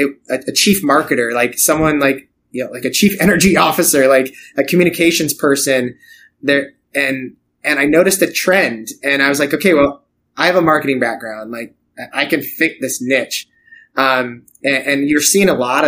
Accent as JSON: {"language": "English", "region": "Idaho", "country": "United States", "tie": "born or raised there", "moved": "yes", "lives_now": "Oskaloosa, United States", "said": "I grew up in Idaho"}